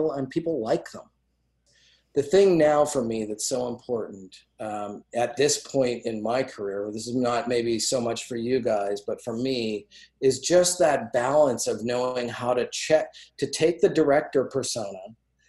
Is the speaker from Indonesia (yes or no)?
no; Calgary, Alberta, Canada; I grew up in Calgary.